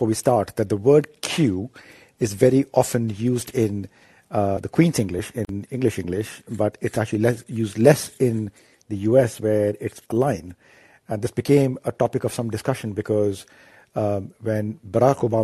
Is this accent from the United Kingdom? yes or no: no; India; growing up in India